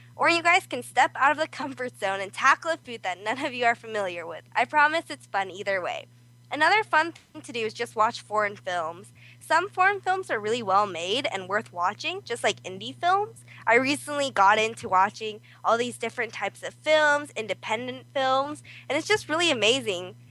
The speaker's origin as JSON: {"language": "English", "country": "South Korea", "moved": "yes", "lives_now": "California, United States", "said": "I'm also from Korea."}